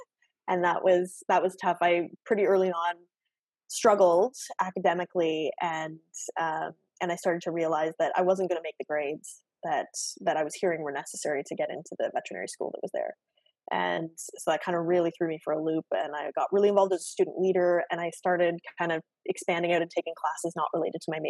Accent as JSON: {"language": "English", "town": "Oshawa", "region": "Ontario", "country": "Canada", "tie": "born or raised there", "also_born_or_lived": "Guelph", "said": "I was born and raised in Oshawa, in the GTA. So, I'm born and raised Canadian"}